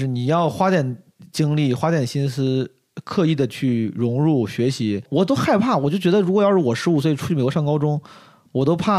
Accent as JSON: {"language": "Chinese", "country": "China", "said": "对，然后我想我说我们 China 是干嘛干嘛，我就发现大家哦酷"}